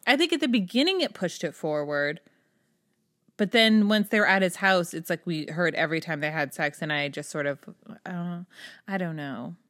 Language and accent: English; New Hampshire, United States; I grew up in New Hampshire and up in the Lakes region